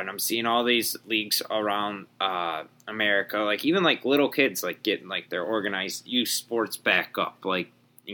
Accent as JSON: {"language": "English", "region": "Wisconsin", "country": "United States", "tie": "born or raised there", "said": "my home state"}